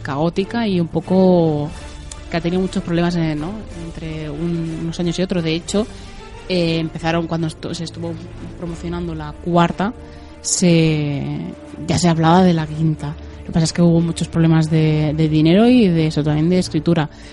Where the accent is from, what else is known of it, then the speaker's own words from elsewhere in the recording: Spain; aquí de España